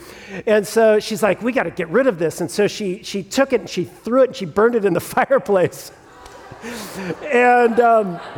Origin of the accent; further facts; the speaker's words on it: Southern California, United States; also born or lived in Sierra Madre, California; I grew up in Southern California, and so I grew up with the terror of two things as a child of the 80s in Southern California